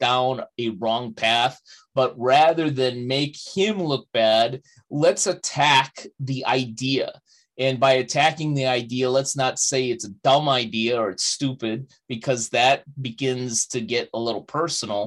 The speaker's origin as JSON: {"language": "English", "town": "Chicago", "region": "Illinois", "country": "United States", "tie": "born or raised there", "said": "my hometown of Chicago"}